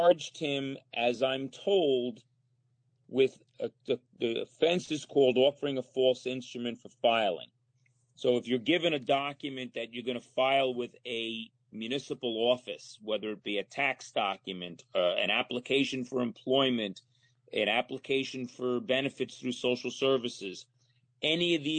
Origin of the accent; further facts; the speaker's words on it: Monticello, New York, United States; I grew up in Muncie.